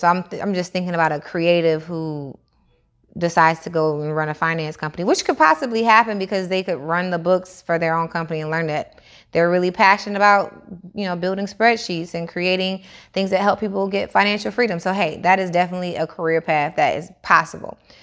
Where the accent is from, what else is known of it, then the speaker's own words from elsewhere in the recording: Atlanta, Georgia, United States; also born or lived in Niagara Falls; I moved from Niagara Falls to Atlanta when I was six years old